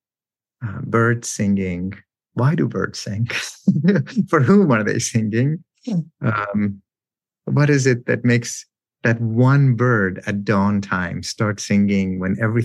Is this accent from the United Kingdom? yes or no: no; Iran; moved away; I grew up in Iran in a context where men compose and recite love poetry